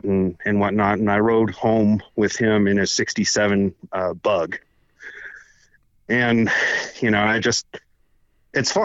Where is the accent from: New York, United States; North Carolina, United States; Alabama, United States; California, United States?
California, United States; Palmdale; I grew up in Palmdale, California